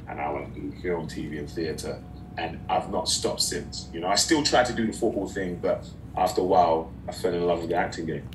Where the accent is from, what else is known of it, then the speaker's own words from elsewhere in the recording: London, United Kingdom; moved away as an adult; now in Los Angeles, United States; I'm from East London